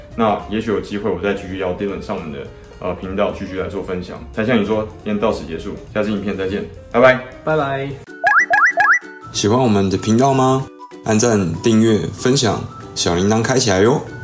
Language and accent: Chinese; Taiwan; 我们台湾人跟 香港人